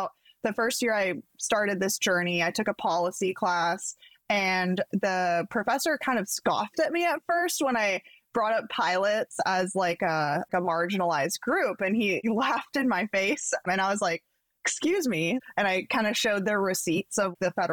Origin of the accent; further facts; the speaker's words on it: Pacific Northwest, United States; growing up in the Pacific Northwest